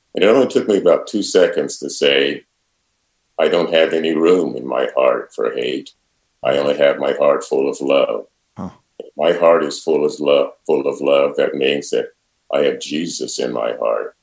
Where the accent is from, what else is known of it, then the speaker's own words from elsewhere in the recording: Centerville, Iowa, United States; I grew up in Centerville in a very fundamentally spiritual and religious family